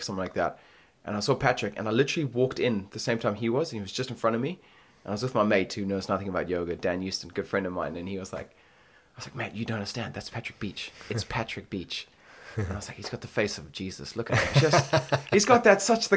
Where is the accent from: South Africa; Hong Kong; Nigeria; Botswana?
Botswana; moved away as an adult; also born or lived in United States; now in London, United Kingdom; born and raised in Botswana